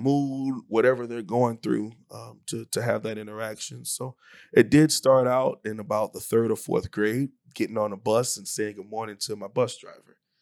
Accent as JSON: {"language": "English", "town": "Hialeah", "region": "Florida", "country": "United States", "tie": "born or raised there", "also_born_or_lived": "Mayville, North Dakota", "moved": "as an adult", "said": "from Miami, Florida, born and raised in Hialeah, to be more specific, uh, in, in Miami, it's a suburb of Miami"}